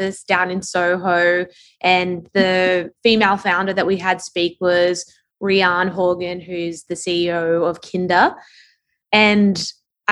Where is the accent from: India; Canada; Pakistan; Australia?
Australia; accent: Australian; moved away as an adult; also born or lived in London, United Kingdom; now in New York City, United States; I'm Australian, you can probably tell from my accent.